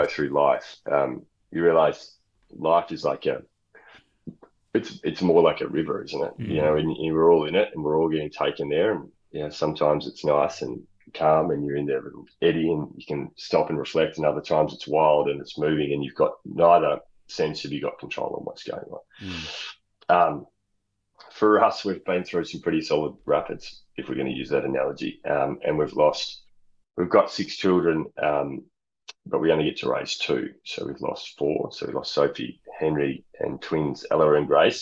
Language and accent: English; Australia; also born or lived in United Kingdom; being an Australian